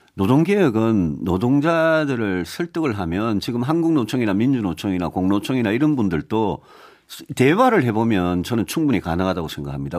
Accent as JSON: {"language": "Korean", "country": "South Korea", "tie": "born or raised there", "said": "대구 경북 에서 태어나서 거기서 정치를 오래 한"}